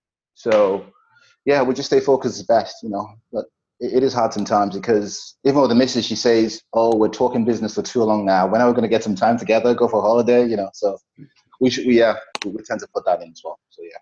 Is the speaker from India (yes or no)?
no; Nigeria; But the emotional part of it is, I have friends that I grew up in Nigeria.